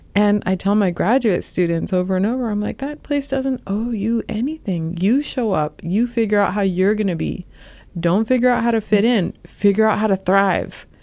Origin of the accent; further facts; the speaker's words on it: Los Angeles, California, United States; moved away as an adult; also born or lived in New York City / Chicago / Urbana-Champaign, Illinois; now in Ohio, United States; I'm from Los Angeles